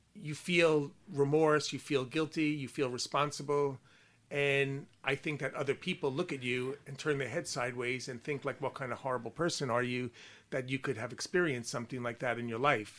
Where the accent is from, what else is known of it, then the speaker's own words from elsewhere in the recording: Long Island, New York, United States; accent: Long Island; also born or lived in England; now in United Kingdom; my Long Island accent